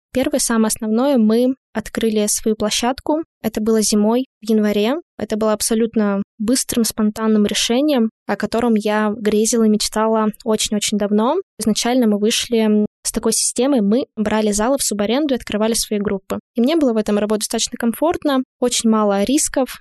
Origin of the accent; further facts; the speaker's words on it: Lesnoy, Sverdlovsk Oblast, Russia; moved away; Я из города Лесной. Это Свердловская область, закрытый маленький городок. Поэтому у нас действительно было мало чего можно было достать.